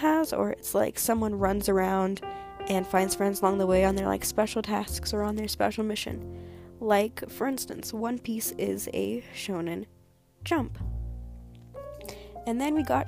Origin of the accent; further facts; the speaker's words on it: United States; I am American